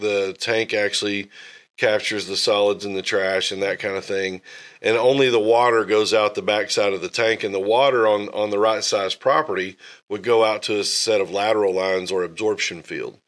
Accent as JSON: {"language": "English", "town": "North Little Rock", "region": "Arkansas", "country": "United States", "tie": "born or raised there", "moved": "yes", "lives_now": "Northwest Arkansas, United States", "said": "I grew up in North Little Rock"}